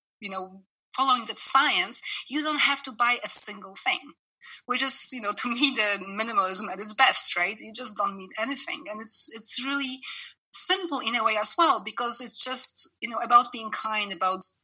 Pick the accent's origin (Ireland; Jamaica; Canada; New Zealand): Canada; now in France; I'm Canadian as well. I lived in Canada for many years